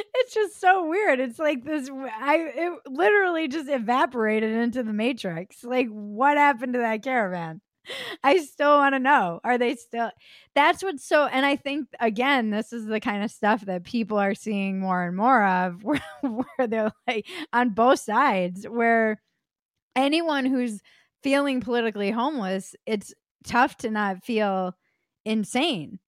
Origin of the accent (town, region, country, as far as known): United States